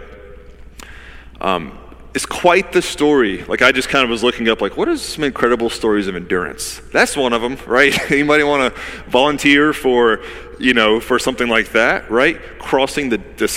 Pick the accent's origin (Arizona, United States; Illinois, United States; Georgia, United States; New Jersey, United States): Georgia, United States; now in Wilmington, United States; I'm from Georgia